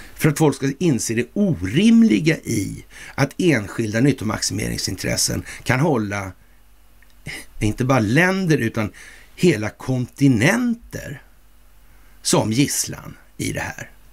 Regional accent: Sweden

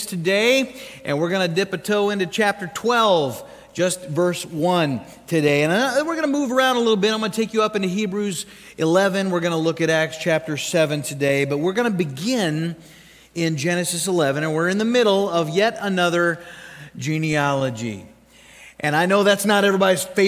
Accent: United States; we're American

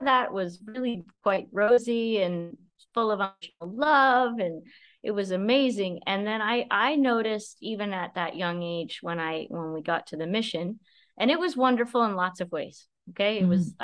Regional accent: Ontario, Canada; I grew up in a small town in Ontario, Canada. So I'm a Canadian girl

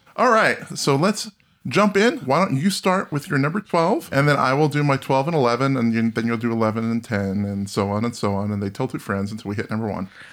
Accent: New Jersey, United States; I'm from New Jersey

